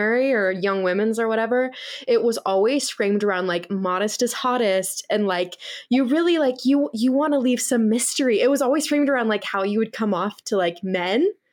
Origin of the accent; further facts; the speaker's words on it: Utah, United States; also born or lived in Maryland; I'm not born in Utah, so I guess I'm like, I shouldn't be here, but I grew up here